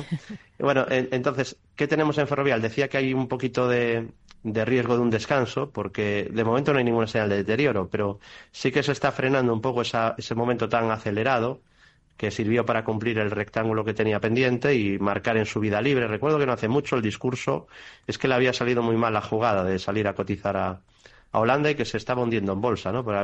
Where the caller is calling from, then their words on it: Seville, Andalusia, Spain; de Sevilla.